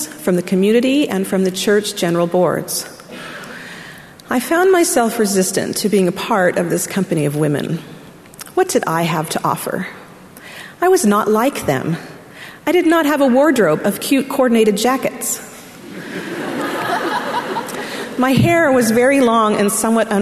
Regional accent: Orem, Utah, United States; moved away as an adult; also born or lived in Arkansas; I grew up in Orem, Utah, and immediately went to college in Arkansas.

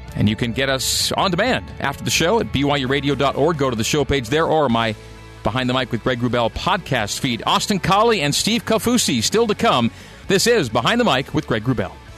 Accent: Canada; as a Canadian where I grew up

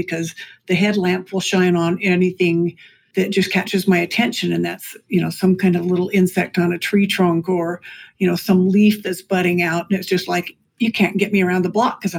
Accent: Lehi, Utah, United States; also born or lived in Salt Lake City; I grew up in Lehi when it was all, and that's just, what, 30 miles north of Provo or 20 miles north. And it was all open space and agricultural lands at that point, truly.

